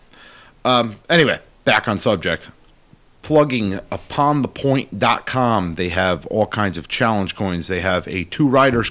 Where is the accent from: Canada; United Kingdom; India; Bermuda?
United Kingdom; England; Again, I'm terrible at Latin, as I am English.